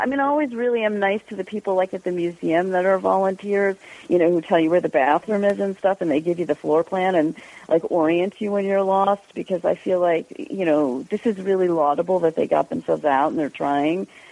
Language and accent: English; Westchester, New York, United States; I didn't grow up in Jersey. I grew up in Westchester, which is even worse